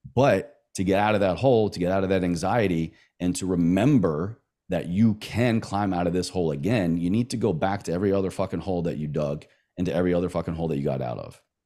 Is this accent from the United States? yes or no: yes; the South, Southern United States, United States; accent: Southern; my Southern accent